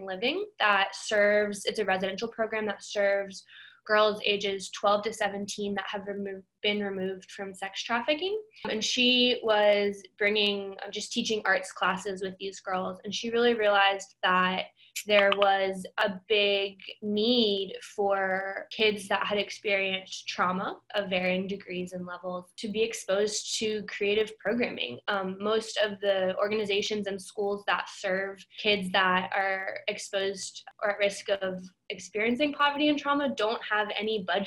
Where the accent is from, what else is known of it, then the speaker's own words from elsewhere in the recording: Memphis, Tennessee, United States; also born or lived in Boston; I grew up in Memphis